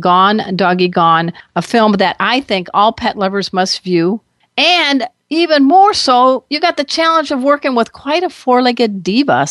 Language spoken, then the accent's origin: English; Crown Point, Indiana, United States; moved away as an adult; also born or lived in San Diego area; now in San Diego, United States; I was born and raised just outside of Chicago in Crown Point, Indiana.